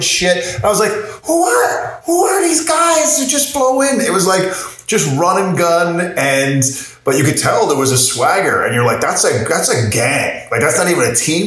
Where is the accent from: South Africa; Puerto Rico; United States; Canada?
Canada; Corner Brook, Newfoundland and Labrador; I'm from Cornerbrook, Newfoundland